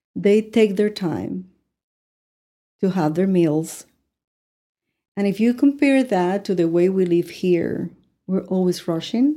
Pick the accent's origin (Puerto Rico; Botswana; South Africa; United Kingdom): Puerto Rico; Ponce; English is a second language; moved away as an adult; also born or lived in Cuba; now in Amarillo, United States; I was raised in Ponce